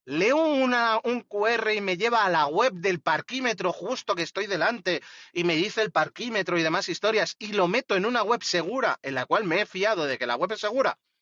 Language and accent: Spanish; Madrid, Community of Madrid, Spain; yo que soy de, de Madrid